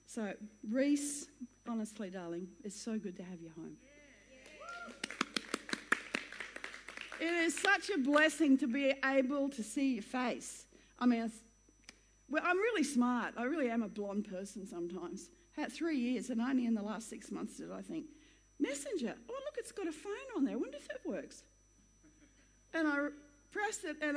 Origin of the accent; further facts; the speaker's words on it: Queensland, Australia; I'm a Queenslander